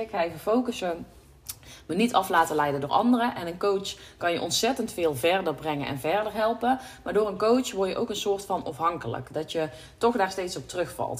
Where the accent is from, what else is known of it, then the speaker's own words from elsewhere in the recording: North Brabant, Netherlands; hier thuis zitten we toch een beetje in het nuchtere Brabantse, in het... Ja, dat is ook waar ik opgegroeid ben, waar, ja, waar ik geboren ben